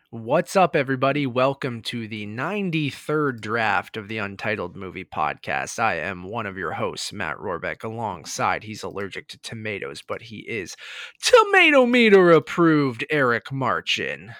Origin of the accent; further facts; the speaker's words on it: Toronto, Ontario, Canada; I'm from the Toronto area